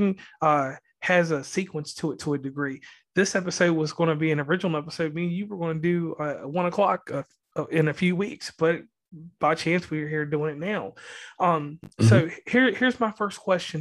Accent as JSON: {"language": "English", "region": "Virginia", "country": "United States", "moved": "yes", "lives_now": "West Virginia, United States", "said": "I'm from Virginia"}